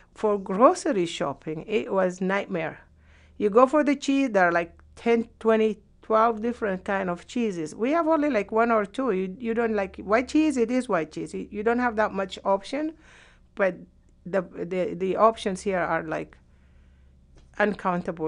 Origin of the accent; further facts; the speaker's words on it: Sudan; moved away as an adult; also born or lived in Yemen; now in United States; I could not go back to Sudan because I was blacklisted